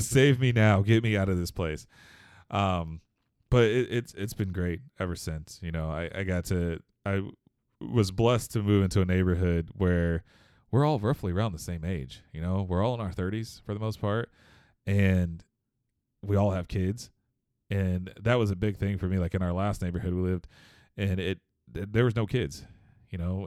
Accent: Houston, Texas, United States; moved away as an adult; now in Michigan, United States; Houston, I was born and raised in Houston

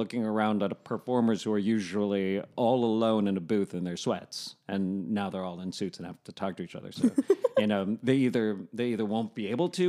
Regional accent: New York, United States; now in Los Angeles, United States; I'm going back to New York next month because I'm a New Yorker.

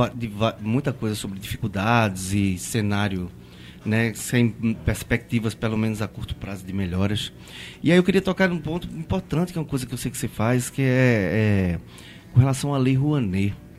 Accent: Pernambuco, Brazil; eu sou pernambucano

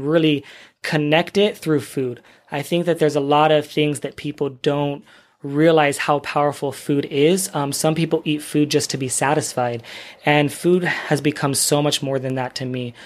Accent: San Diego, California, United States; moved away as an adult; also born or lived in Los Angeles; now in Kuwait; I'm from the U S, I'm from California, San Diego, born and raised

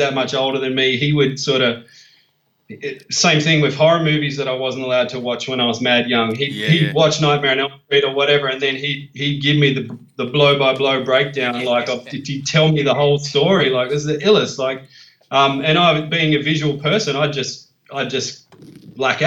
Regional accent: Parkes, New South Wales, Australia; now in Sydney, Australia; I grew up in Parkes in the central west of New South Wales, so it's a small country town

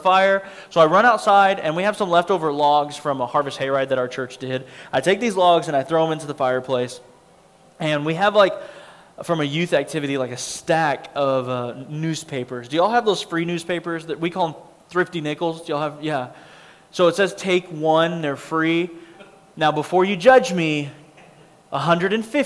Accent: Abilene, Texas, United States; also born or lived in Lubbock, Texas; I grew up in Abilene, Texas

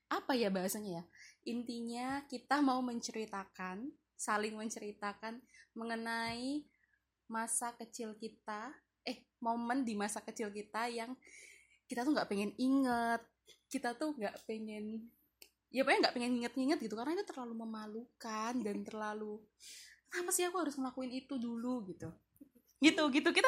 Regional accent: North Sumatra, Indonesia; mohon maaf ini saya Batak ya jadi kayak penguan gitu

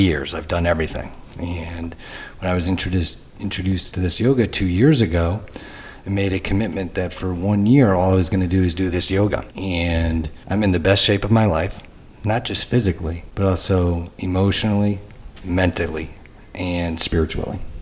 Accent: Michigan, United States; I'm from Michigan

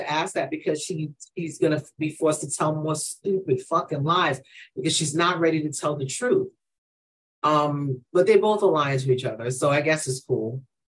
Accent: New York, United States; all she knows is I'm from New York.

